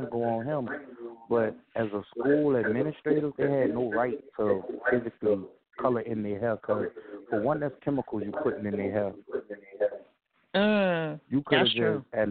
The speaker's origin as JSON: {"language": "English", "town": "New Orleans", "region": "Louisiana", "country": "United States", "said": "From Louisiana, and I'm from New Orleans."}